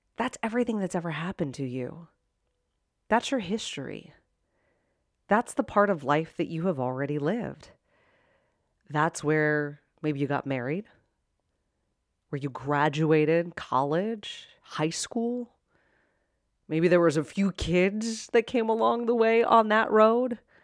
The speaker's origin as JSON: {"language": "English", "town": "Pittsburgh", "region": "Pennsylvania", "country": "United States", "tie": "born or raised there", "said": "I grew up in Pittsburgh, and my sister was at Penn State"}